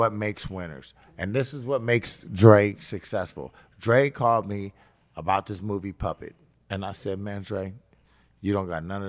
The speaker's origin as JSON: {"language": "English", "town": "Kansas City", "region": "Missouri", "country": "United States", "said": "I'm from Kansas City, Missouri."}